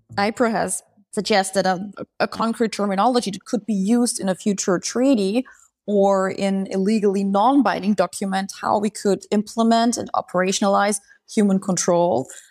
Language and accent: English; Austria; I'm coming from Austria